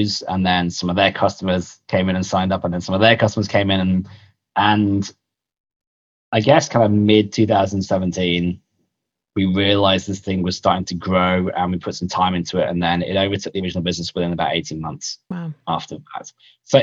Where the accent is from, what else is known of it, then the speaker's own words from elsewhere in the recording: United Kingdom; moved away as an adult; also born or lived in London; now in Australia; I'm actually British originally, or POM as they call us here in Australia. Moved out here 11 years ago as a younger man